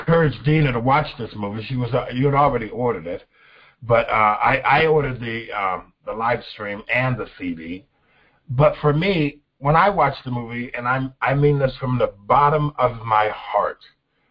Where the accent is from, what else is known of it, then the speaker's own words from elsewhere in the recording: United States; I am not an African American, I'm an American